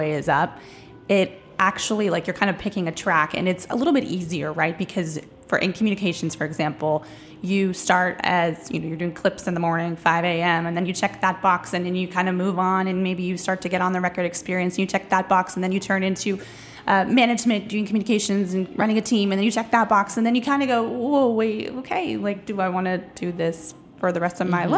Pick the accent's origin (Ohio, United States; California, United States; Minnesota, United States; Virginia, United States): Minnesota, United States; moved away as an adult; also born or lived in Washington, District of Columbia, United States; now in San Francisco, United States; I'm originally from Minnesota, moved to DC to change the world.